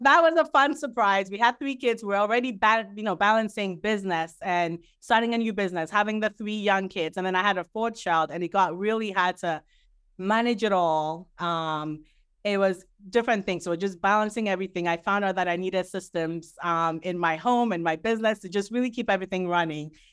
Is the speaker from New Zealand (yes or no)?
no; Ghana; now in New Jersey, United States; currently living in New Jersey. I'm originally from Ghana.